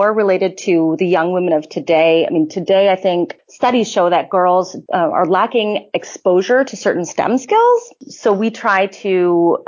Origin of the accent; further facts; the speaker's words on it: California, United States; moved away as an adult; also born or lived in Indiana / Austria; I'm originally from California, and I studied in Indiana